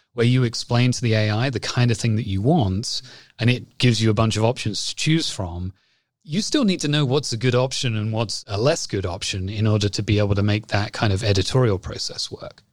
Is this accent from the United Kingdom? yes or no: yes; England, United Kingdom; accent: English; moved away as an adult; also born or lived in Toronto, Canada; now in Canada; I lived here for eighteen months and then went back to the U K, which is where my family's from. And so that's why I sound like I do. Hopefully, I still sound English